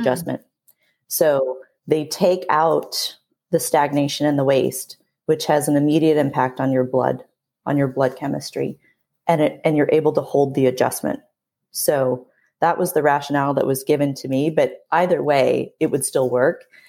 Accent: San Diego, California, United States; born and raised in San Diego, California

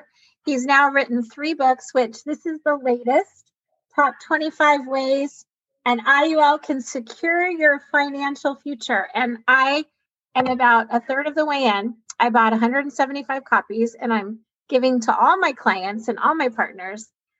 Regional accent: Alaska, United States; moved away; I'm from Alaska originally.

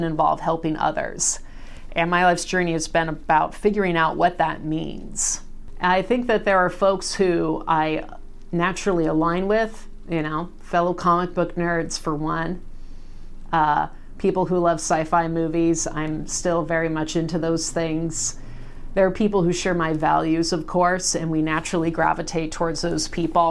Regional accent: Salem, Oregon, United States; Born and raised in Salem

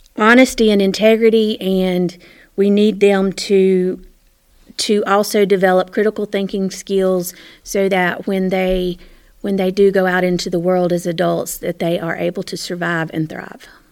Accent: Morganton, North Carolina, United States; I was born and raised in Morganton. Lived, lived my whole life here.

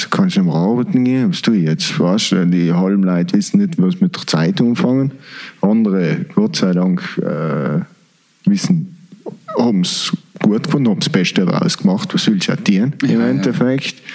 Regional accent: East Germany, Germany; ich bin in der DDR aufgewachsen, dann war schon der gleiche Scheiß.

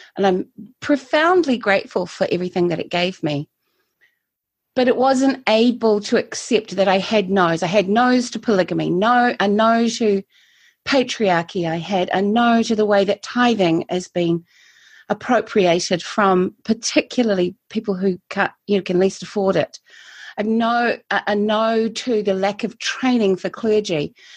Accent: Christchurch, Canterbury, New Zealand; also born or lived in Taiwan; I'm a native, i I say, a native of Christchurch. I've always lived here, except when I haven't lived here

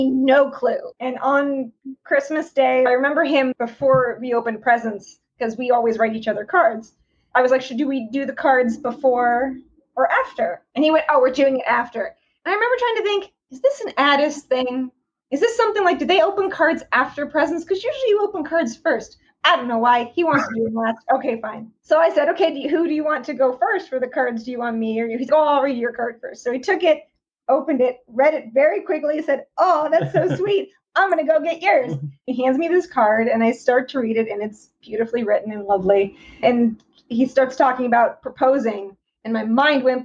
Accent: right outside DC, Virginia, United States; moved away as an adult; also born or lived in New York; now in Los Angeles, United States; I grew up on the East Coast in Virginia, right outside DC

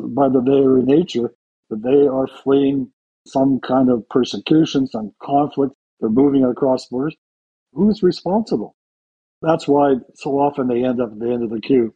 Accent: Canada; as someone who's grew up with an understanding as a Canadian

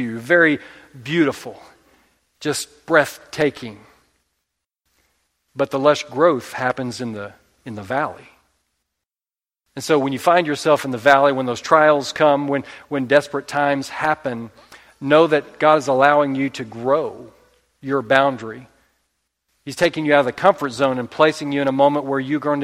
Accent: Oklahoma, United States; We're from Oklahoma

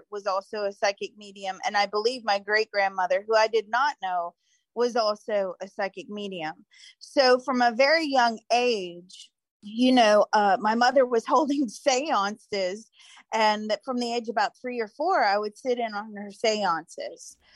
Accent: Mississippi, United States; born there; I was born in Mississippi.

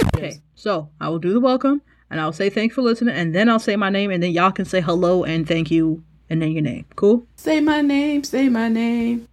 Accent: United States; now in South Korea; I'm American

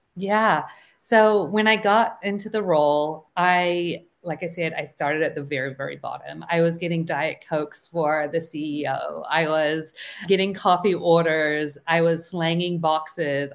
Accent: New Zealand; moved away as an adult; now in United States; So I'm originally from New Zealand and I moved out here fresh out of college.

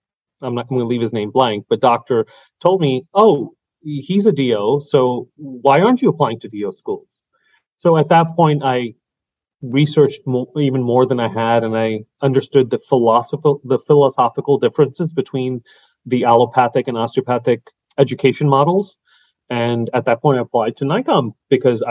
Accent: New York City, New York, United States; also born or lived in Long Island, New York; I grew up in Brooklyn and Queens and then Long Island for high school and, you know, middle school

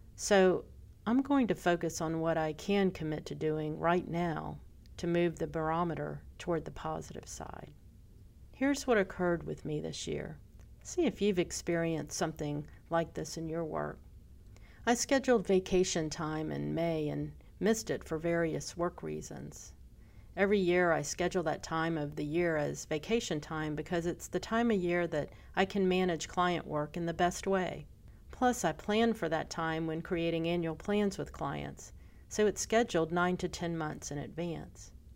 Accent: Pensacola, Florida, United States; my hometown.

